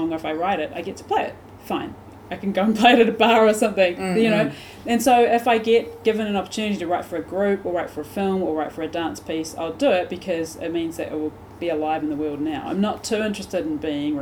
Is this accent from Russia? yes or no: no; Christchurch, Canterbury, New Zealand; moved away as an adult; also born or lived in Wellington; my hometown, which is Christchurch